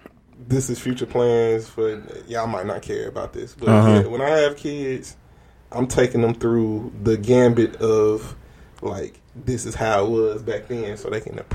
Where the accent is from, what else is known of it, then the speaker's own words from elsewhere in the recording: Simpson County, Mississippi, United States; Well, I grew up in Simpson County